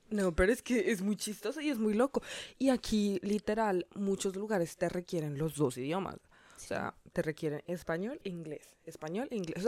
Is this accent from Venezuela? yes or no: no; Colombia; now in Miami, United States